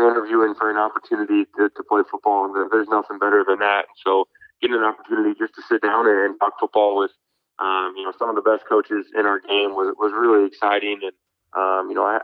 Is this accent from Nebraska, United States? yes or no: yes; Omaha, Nebraska, United States; moved away as an adult; also born or lived in Fargo, North Dakota; growing up in Omaha